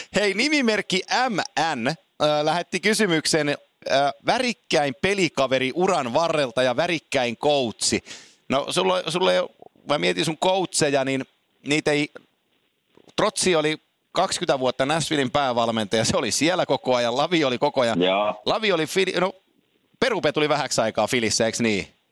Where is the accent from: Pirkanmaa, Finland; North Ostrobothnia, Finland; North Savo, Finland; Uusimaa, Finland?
North Ostrobothnia, Finland; Oulu; Mä oon syntynyt Oulussa, kun isäni meni kärppiin Tampereelta